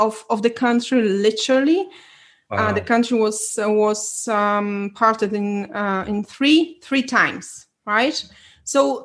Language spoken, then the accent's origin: English; Poland; moved away as an adult; I was born in Poland, so I'm Polish